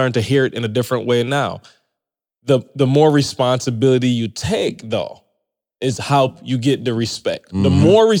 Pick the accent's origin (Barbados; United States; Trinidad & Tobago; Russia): Barbados; moved away; I come from Barbados. It's a little mm-hmm. island